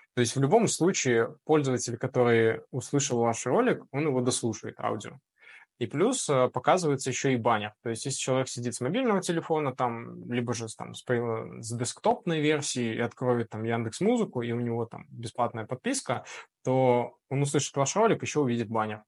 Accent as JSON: {"language": "Russian", "country": "Belarus", "said": "мы, особенно белорусы, такие ребята, мы ко всему приспосабливаемся"}